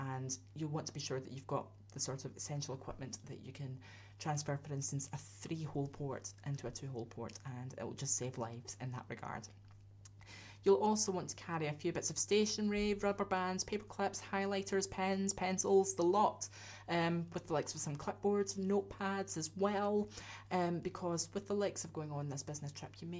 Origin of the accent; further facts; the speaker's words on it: Scotland, United Kingdom; I'm a Scotsman, I'm used to that kind of thing